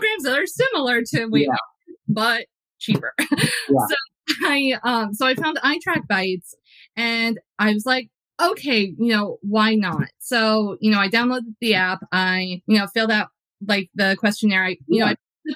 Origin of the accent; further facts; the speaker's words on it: New Jersey, United States; I grew up in New Jersey. So like I grew up, you know, half an hour outside of New York City